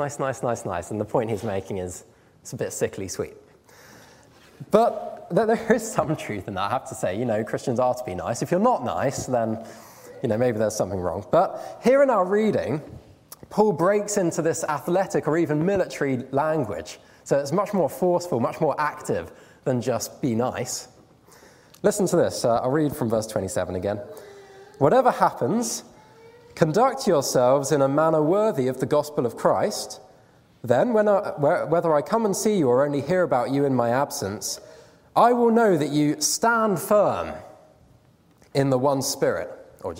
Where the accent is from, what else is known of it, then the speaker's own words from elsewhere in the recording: United Kingdom; we're British